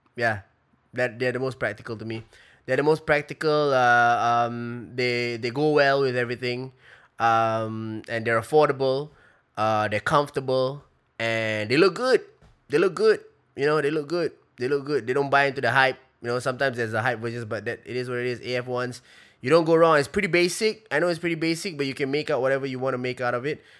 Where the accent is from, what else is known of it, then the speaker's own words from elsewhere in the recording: Singapore; I'm Singaporean, we grew up in Singapore